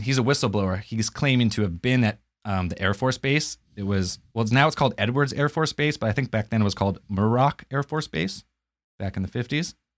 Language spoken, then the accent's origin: English; Canada; I'm Canadian